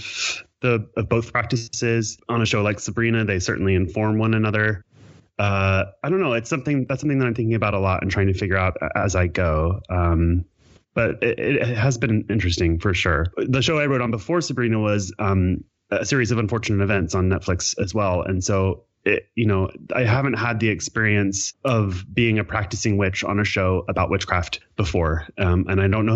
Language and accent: English; Kentucky, United States; now in California, United States; I'm from Kentucky originally